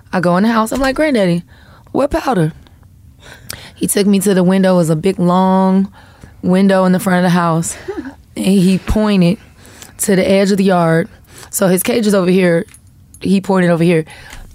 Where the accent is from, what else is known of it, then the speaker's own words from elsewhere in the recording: Florida, United States; because I'm from Florida. Like we can't nobody talk junk like somebody from Florida.